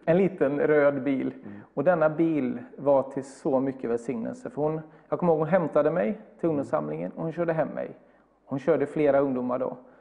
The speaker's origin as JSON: {"language": "Swedish", "town": "Bergstena", "region": "Västra Götaland", "country": "Sweden", "tie": "born or raised there", "moved": "yes", "lives_now": "Gothenburg, Sweden", "said": "Jag är ja, uppvuxen ungefär två mil norr om Alingsås i en liten by som heter Bergstena"}